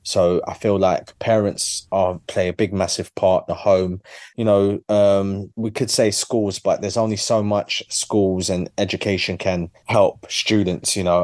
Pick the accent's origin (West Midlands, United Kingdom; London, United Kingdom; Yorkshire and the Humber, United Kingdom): London, United Kingdom; my journey as a Londoner